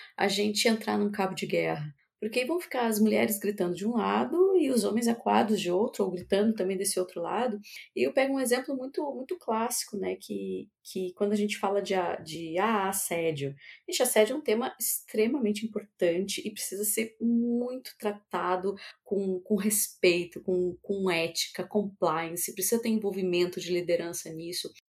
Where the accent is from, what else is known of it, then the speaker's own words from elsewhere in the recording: South Region, Brazil; also born or lived in São Paulo; onde eu nasci e cresci, eu sou aqui do sul do Brasil